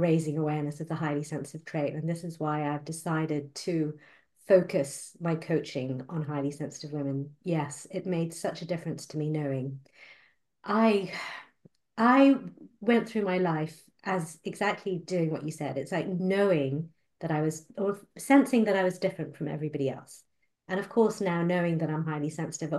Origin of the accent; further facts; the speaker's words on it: Malaysia; moved away; I was born and brought up in Malaysia